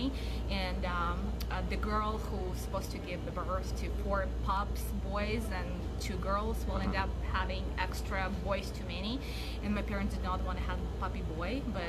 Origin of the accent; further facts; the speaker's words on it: Kazan, Tatarstan, Russia; English is a second language; also born or lived in Anchorage, Alaska; now in Palmer, United States; I am from Kazan and it's a very big city, about 3 million people.